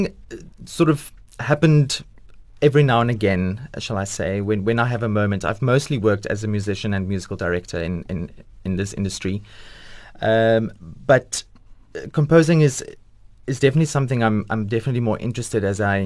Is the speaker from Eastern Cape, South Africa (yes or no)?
yes; Port Elizabeth, Eastern Cape, South Africa; I'm originally from Port Elizabeth.